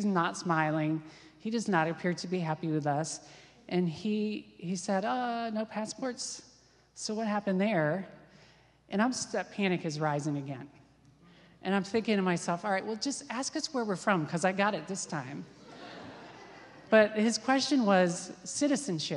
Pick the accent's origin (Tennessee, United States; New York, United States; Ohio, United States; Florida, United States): Ohio, United States; Wickliffe; I grew up in Wycliffe, which is a little town on the east side of Cleveland.